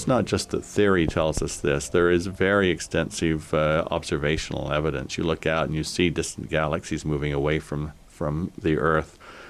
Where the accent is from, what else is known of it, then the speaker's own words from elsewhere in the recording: Logan, Utah, United States; So I grew up in Logan. When I was small, I thought the most glorious job in the world would be to be a snowplow driver, because in 1948 we had tremendous snows